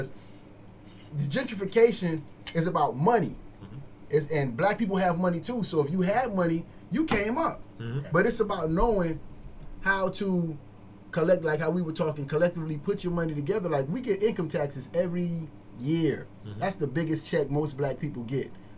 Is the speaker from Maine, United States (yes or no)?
no; Miami, Florida, United States; Miami, I'm from Miami